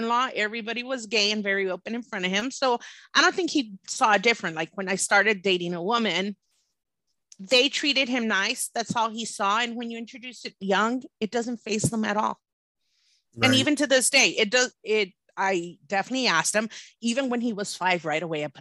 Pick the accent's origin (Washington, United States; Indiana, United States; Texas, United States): Texas, United States; Laredo; I'm from Laredo. Back in the day, it was pretty scary